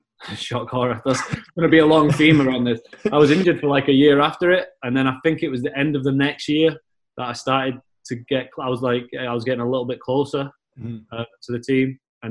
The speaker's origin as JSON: {"language": "English", "region": "England", "country": "United Kingdom", "moved": "yes", "said": "when I came up from England and you went to Hutchie, it was like, when in England, I'm born in November"}